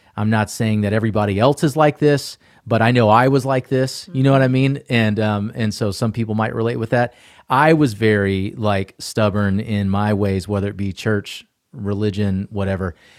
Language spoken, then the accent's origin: English; Atlanta, Georgia, United States; also born or lived in Asheville, North Carolina; I was born and raised in Atlanta